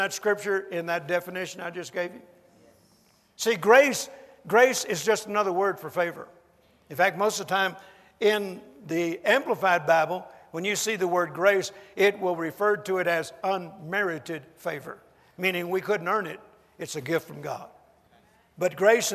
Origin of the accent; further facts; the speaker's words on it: United States; I'm an American